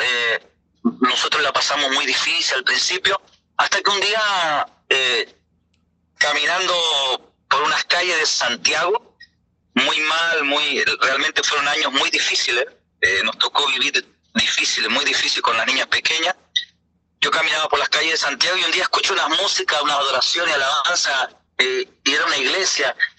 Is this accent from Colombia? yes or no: no; Uruguay; moved away; also born or lived in Venezuela; decidimos irnos para Uruguay. ¿no? Que mi tierra natal.